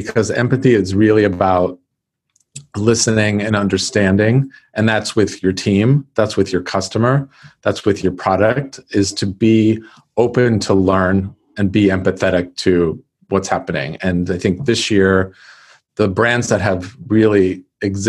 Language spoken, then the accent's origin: English; California, United States; moved away as an adult; also born or lived in Texas / Florida; I'm from California.